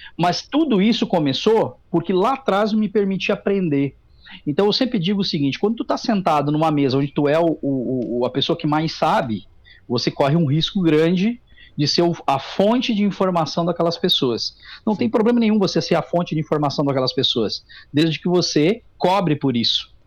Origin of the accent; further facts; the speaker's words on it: Tabaí, Rio Grande do Sul, Brazil; also born or lived in Taquari; nasci em Taquari e me criei no Tabaí